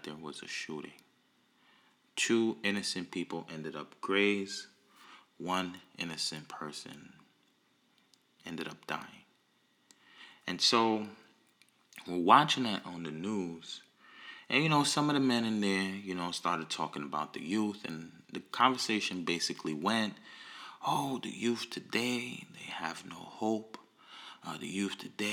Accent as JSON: {"language": "English", "town": "New York City", "region": "New York", "country": "United States", "said": "I'm from Brooklyn"}